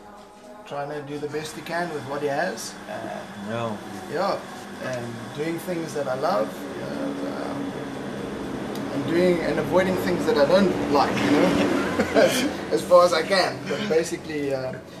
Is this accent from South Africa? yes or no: yes; Ballito, KwaZulu-Natal, South Africa; my life growing up on the North Coast in Belito